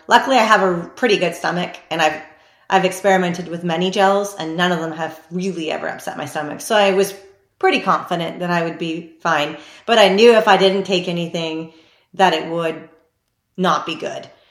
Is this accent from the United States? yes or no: no; Canada; I am Canadian